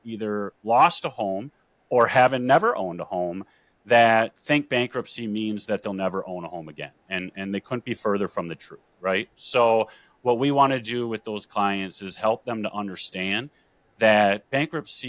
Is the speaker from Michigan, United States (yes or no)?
no; Green Bay, Wisconsin, United States; I am born and raised in Green Bay, Wisconsin.